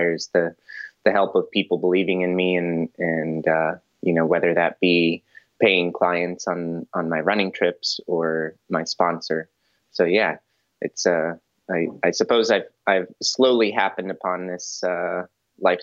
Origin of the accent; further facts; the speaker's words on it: Colorado, United States; now in California, United States; I'm a Colorado boy. I'm from the Rocky Mountains